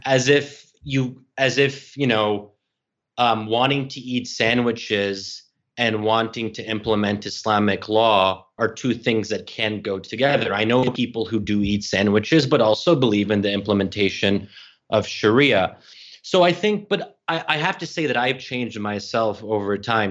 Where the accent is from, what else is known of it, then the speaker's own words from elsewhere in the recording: Bryn Mawr, Pennsylvania, United States; now in Washington, D.C., United States; I'm, I'm born and raised in Bryn Mawr, Pennsylvania.